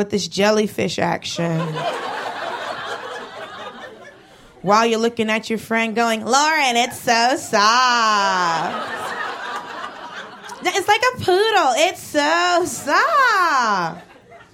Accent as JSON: {"language": "English", "town": "Atlanta", "region": "Georgia", "country": "United States", "tie": "born or raised there", "also_born_or_lived": "Los Angeles", "moved": "as an adult", "said": "grew up in Atlanta and lived"}